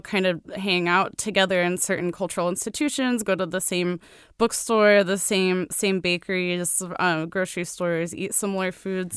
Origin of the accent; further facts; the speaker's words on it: Saint Petersburg, Russia; moved away; In my hometown of Saint Petersburg, last time I visited, which was ten years ago now